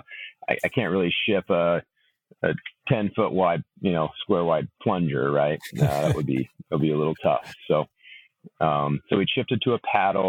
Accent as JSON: {"language": "English", "town": "Ventura", "region": "California", "country": "United States", "tie": "born or raised there", "said": "I grew up in Ventura, California."}